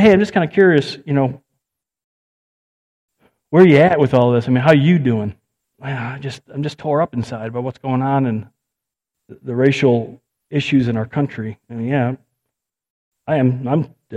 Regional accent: United States; I'm an American.

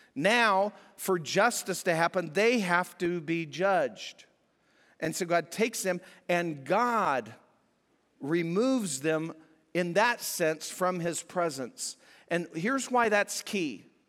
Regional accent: New Mexico and southern Colorado, United States; moved away; I'm from out west. I grew up in New Mexico and southern Colorado

